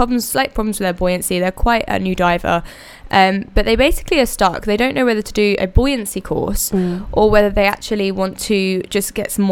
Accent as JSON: {"language": "English", "region": "England", "country": "United Kingdom", "also_born_or_lived": "Costa del Sol, Spain", "moved": "yes", "lives_now": "Malaga, Spain", "said": "I am from England originally. I now live on the Costa del Sol in Spain near Malaga"}